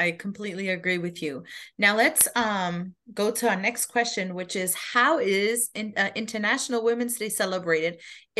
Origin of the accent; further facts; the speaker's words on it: Germany; moved away; also born or lived in Bosnia and Herzegovina; I grew up in Germany